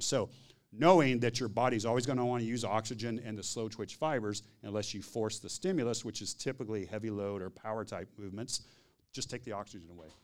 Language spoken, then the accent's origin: English; Texas, United States; I'm from Texas